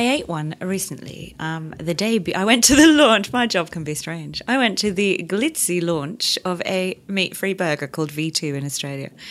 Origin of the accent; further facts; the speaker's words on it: Yorkshire and the Humber, United Kingdom; I'm from Yorkshire